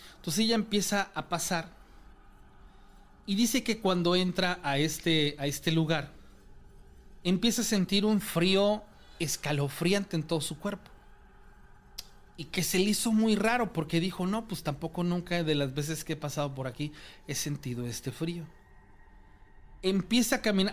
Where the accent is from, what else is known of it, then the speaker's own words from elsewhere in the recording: Córdoba, Veracruz, Mexico; yo soy de Córdoba, Veracruz